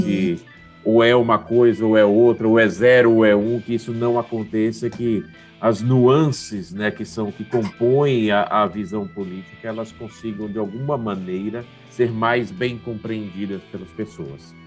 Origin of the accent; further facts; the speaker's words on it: Salvador, Bahia, Brazil; now in São Paulo, Brazil; Eu sou baiano de Salvador, uhum. mas eu moro em São Paulo já há 22 anos. Eu passei, eu, hoje eu tenho muito mais tempo de São Paulo do que, do que da Bahia